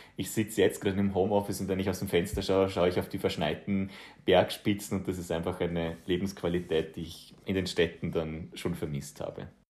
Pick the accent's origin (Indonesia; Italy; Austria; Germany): Austria; Bregenzerwald, Vorarlberg; accent: Vorarlberg dialect; moved away as an adult; also born or lived in Vienna / Netherlands; ich komme ja, wie gesagt, aus dem Brinkzer Wald. Das ist ein kleines Tal in Vorarlberg